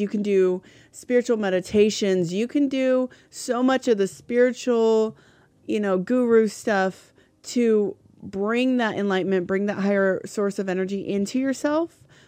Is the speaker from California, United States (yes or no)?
yes; California, United States; now in New Hampshire, United States; I grew up in California